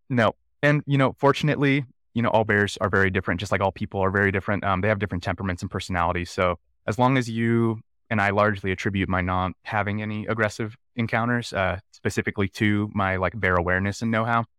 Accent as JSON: {"language": "English", "town": "Nice", "region": "California", "country": "United States", "tie": "born or raised there", "also_born_or_lived": "San Francisco Bay Area", "moved": "as an adult", "lives_now": "Jackson, United States", "said": "I grew up in Northern California in a place called Nice in Clear Lake, uh, really small town, very rural area"}